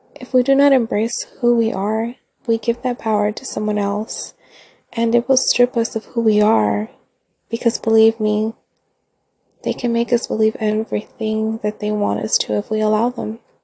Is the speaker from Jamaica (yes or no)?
no; Central Coast, California, United States; I'm from California, born and raised on the Central Coast